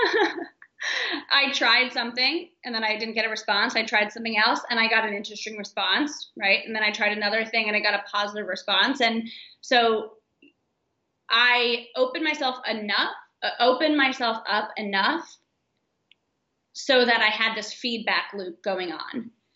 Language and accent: English; Florida, United States; moved away as an adult; also born or lived in San Francisco; I grew up in Florida